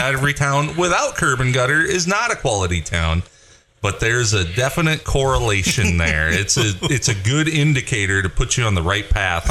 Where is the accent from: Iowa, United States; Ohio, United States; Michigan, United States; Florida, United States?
Iowa, United States; South O'Brien School District; growing up in the South O'Brien School District. You got Primgar, Paulina, Sutherland.